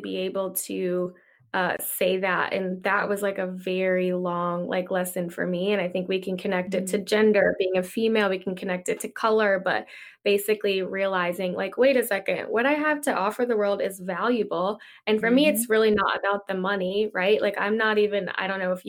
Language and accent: English; Virginia, United States; I'm from Virginia, so, you know, a more southern town in Virginia